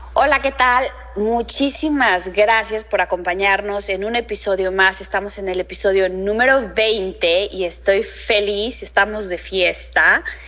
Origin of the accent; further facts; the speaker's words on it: Mexico; nos falla el decir más como mexicanos